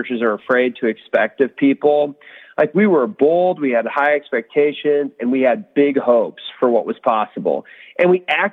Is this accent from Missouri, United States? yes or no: yes; St. Louis, Missouri, United States; also born or lived in Atlanta, Georgia; I grew up in St. Louis, actually outside St. Louis in a small town, but I went to college here